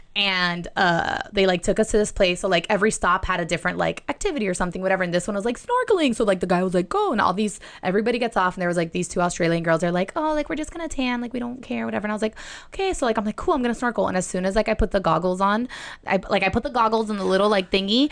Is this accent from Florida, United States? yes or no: yes; Miami, Florida, United States; I'm from Miami